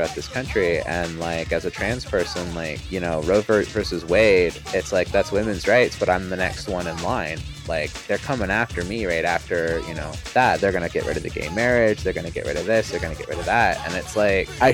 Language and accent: English; Canada; now in United States; As a Canadian